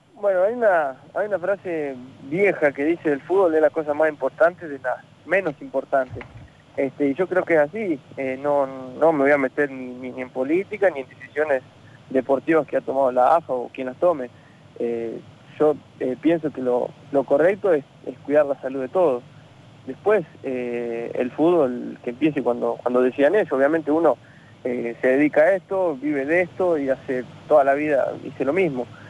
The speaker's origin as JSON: {"language": "Spanish", "region": "La Pampa", "country": "Argentina", "tie": "born or raised there", "also_born_or_lived": "Italy", "moved": "as an adult", "said": "estoy en, mi pueblo acá en La Pampa"}